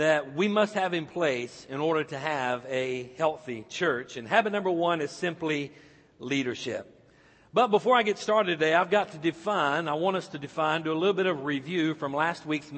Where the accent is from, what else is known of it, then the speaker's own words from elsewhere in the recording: Icard, North Carolina, United States; my hometown, back in Ickard, North Carolina